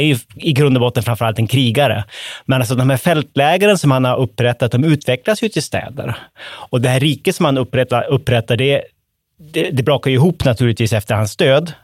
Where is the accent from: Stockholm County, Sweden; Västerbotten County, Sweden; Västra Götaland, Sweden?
Västerbotten County, Sweden; som västerbottning